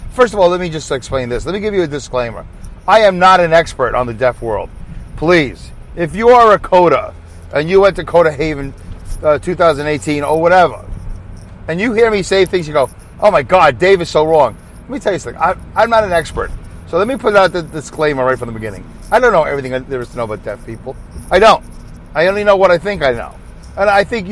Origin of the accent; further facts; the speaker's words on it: New York City, New York, United States; my accent because I'm from Brooklyn, New York